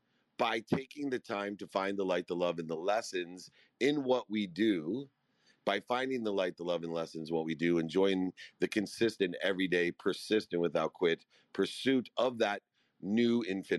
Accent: Akron, Ohio, United States; I grew up in Akron, Ohio.

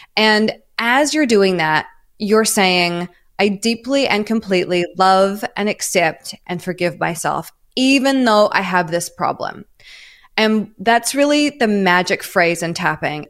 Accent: New Zealand; moved away as an adult; also born or lived in Melbourne, Australia / New York, United States; now in Los Angeles, United States; I'm from New Zealand originally

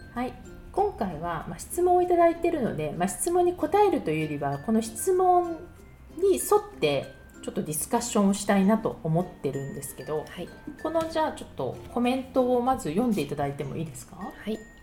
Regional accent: Suginami, Tokyo, Japan; moved away as an adult; now in Paris, France; 杉並といえば私高校が杉並ね

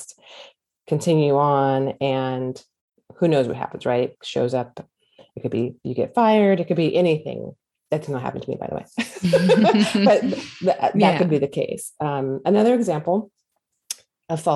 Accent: California, United States; moved away as an adult; also born or lived in Hawaii / the South; I grew up in California at that time, my whole entire life

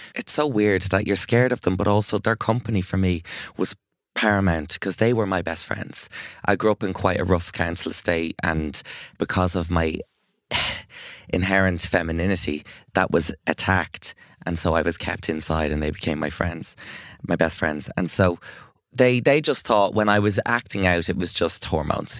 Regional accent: Ireland; as an Irish person

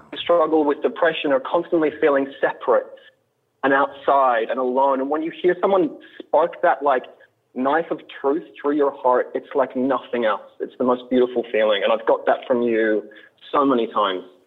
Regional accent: Australia; also born or lived in Deep South, United States; now in United States; I'm from Australia originally.

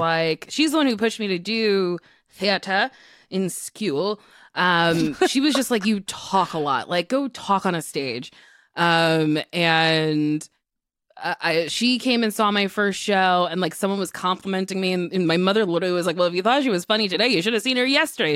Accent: New Jersey, United States; New Jersey gave me New York City. Uh, I was an hour away from the city. I got to see a lot of Broadway shows in high school.

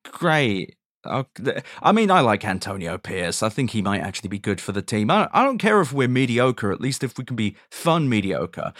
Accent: London, United Kingdom; moved away as an adult; also born or lived in New York / North Carolina; as a Londoner

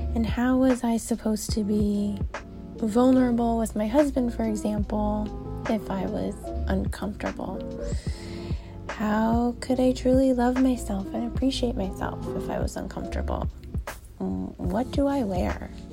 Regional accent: South Florida, United States; I was born and bred in South Florida

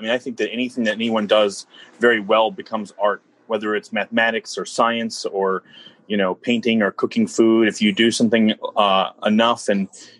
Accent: New Orleans, Louisiana, United States; We're originally from New Orleans. My mother had all these New Orleans cookbooks, and they make cookbooks there. I don't really see them a lot up here

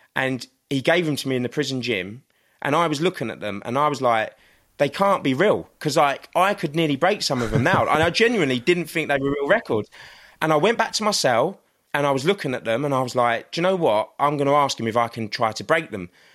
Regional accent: London, United Kingdom; this little boy that was growing up in Crystal Palace

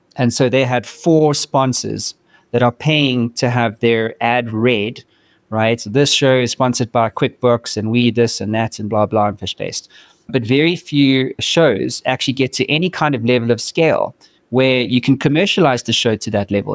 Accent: South Africa; moved away as an adult; now in United States; I'm from South Africa

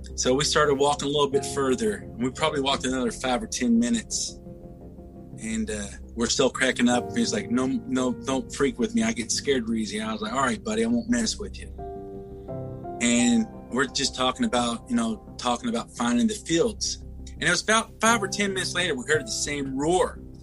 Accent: Louisville, Kentucky, United States; I was born and raised in Louisville, Kentucky.

